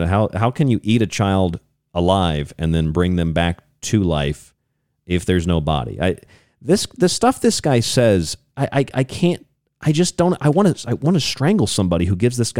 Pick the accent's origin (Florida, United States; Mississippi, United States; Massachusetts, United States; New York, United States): Florida, United States; where I grew up in Florida.